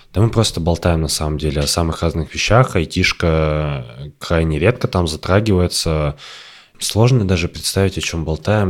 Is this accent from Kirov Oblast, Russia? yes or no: yes; Kirov Oblast, Russia; moved away; ты живешь э, в Кировской области, в которой там типа татар не так много, а в твоем районе практически нет